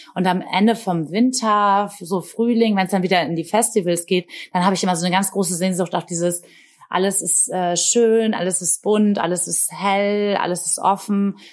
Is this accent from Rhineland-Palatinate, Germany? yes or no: no; Bremen, Germany; in meiner Heimatstadt in Bremen